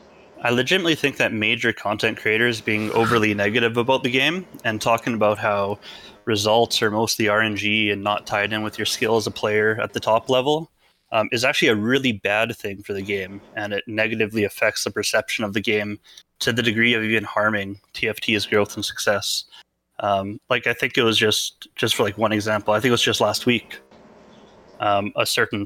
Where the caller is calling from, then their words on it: Edmonton, Alberta, Canada; Edmonton, Alberta, Canada.